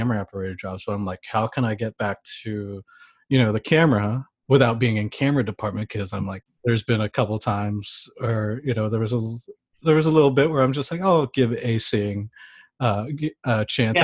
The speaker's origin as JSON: {"language": "English", "region": "East Coast", "country": "United States", "also_born_or_lived": "San Francisco", "moved": "as an adult", "said": "I'm originally from the East Coast."}